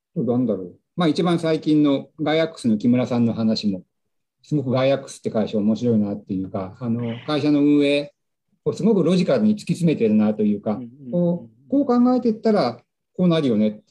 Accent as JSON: {"language": "Japanese", "region": "Nagano", "country": "Japan", "tie": "born or raised there", "moved": "yes", "said": "故郷の長野県長野市"}